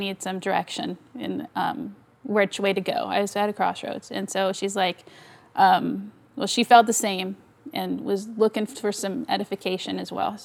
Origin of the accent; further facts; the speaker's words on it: near Indianapolis, United States; moved away as an adult; also born or lived in Ohio / Tulsa, Oklahoma; now in New Orleans, United States; I'm from Indiana originally, near Indianapolis